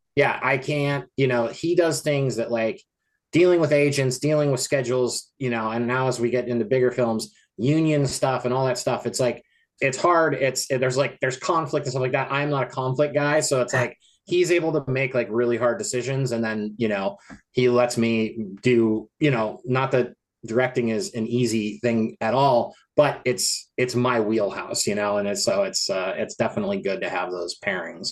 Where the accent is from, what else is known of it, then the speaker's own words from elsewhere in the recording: Colorado, United States; also born or lived in Los Angeles, California; now in Portland, United States; my hometown in Colorado